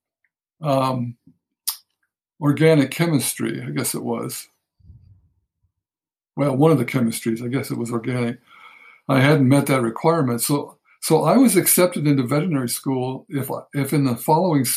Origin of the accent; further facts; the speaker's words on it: Los Angeles, California, United States; I grew up in Los Angeles, a big city